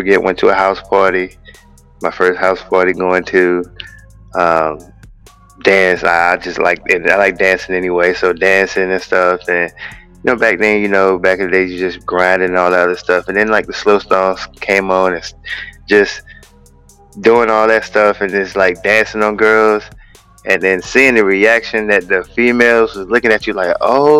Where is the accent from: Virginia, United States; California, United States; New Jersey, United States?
Virginia, United States; Chesapeake; moved away as an adult; also born or lived in North Carolina; now in Maryland, United States; from Chesapeake, Virginia